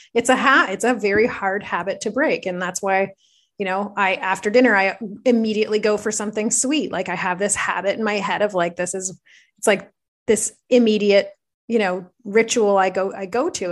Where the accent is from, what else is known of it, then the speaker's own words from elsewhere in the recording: Belleville, Ontario, Canada; I'm from Belleville